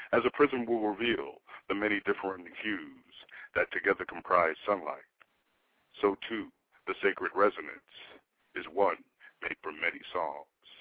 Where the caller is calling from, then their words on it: near Daytona Beach, Florida, United States; calling you actually from a, a small town about 20 minutes from Daytona Beach and maybe 30 minutes from Orlando.